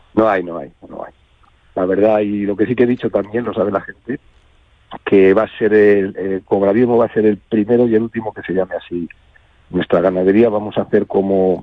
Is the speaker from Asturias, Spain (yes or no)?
no; Madrid, Community of Madrid, Spain; nosotros somos madrileños, yo me he hecho aficionado en Madrid, cuando era pequeño